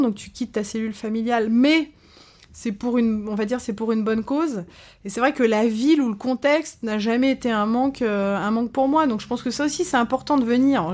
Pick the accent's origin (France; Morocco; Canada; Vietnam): France; also born or lived in Caen / Paris; quand on est français